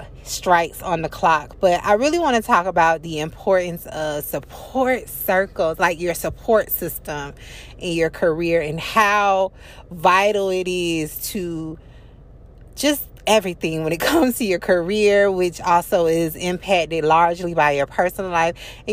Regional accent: Florida, United States; being native Floridians, I'm from Florida.

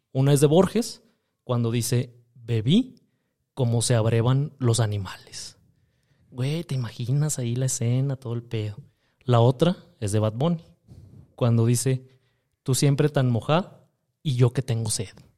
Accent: Monterrey, Nuevo León, Mexico; yo nací en Monterrey, Nuevo León, Texas

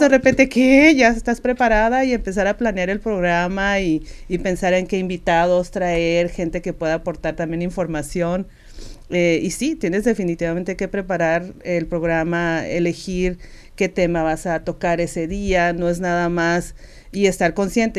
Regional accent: Sinaloa, Mexico; accent: norteño; moved away as an adult; yo soy de Sinaloa y tengo este acento norteño y siempre lo voy a tener

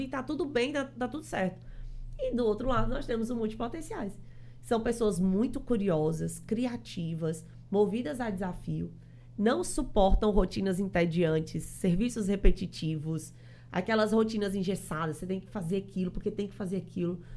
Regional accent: Fortaleza, Ceará, Brazil; now in João Pessoa, Brazil; eu sou cearense, sou lá de Fortaleza.

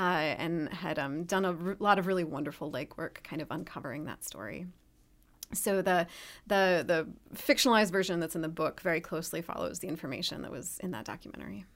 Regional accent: Ann Arbor, Michigan, United States; moved away; also born or lived in Ohio; I'm from Ann Arbor originally.

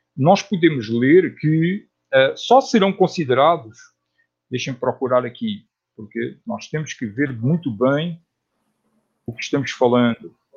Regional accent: Portugal; moved away as an adult; also born or lived in Netherlands; now in Brazil; eu nasci em Portugal e morei em Portugal até aos trinta anos de idade. Aí mudei-me para a Holanda

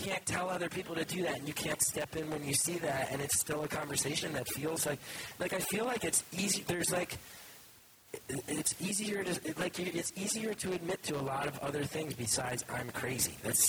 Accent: New Jersey, United States; I grew up in North Jersey

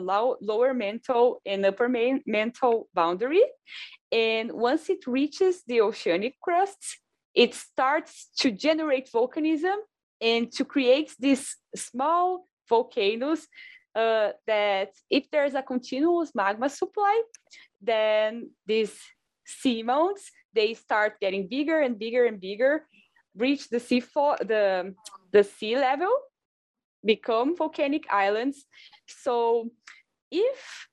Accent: Brazil; moved away as an adult; now in Hawaii, United States; I am from Brazil

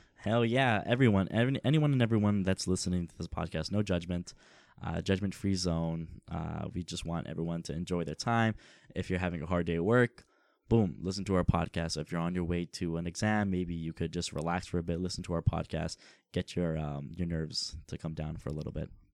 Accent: Toronto, Ontario, Canada; Toronto, the Six, uh, it's, it's home for us

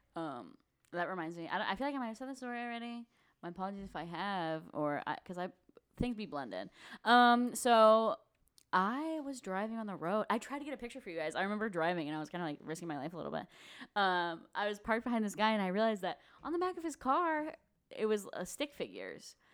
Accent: St. Louis, Missouri, United States; we're from Saint Louis.

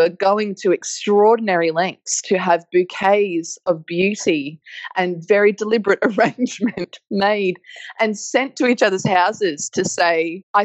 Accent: Australia; also born or lived in central desert, Australia; the landscapes that raised me and the flora and fauna that I grew up with in Australia

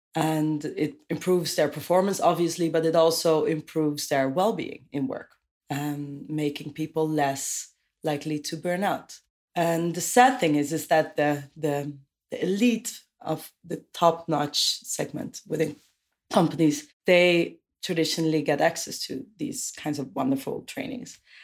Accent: Amersfoort, Utrecht, Netherlands; now in Amsterdam, Netherlands; I moved there from a town called Amersfoort

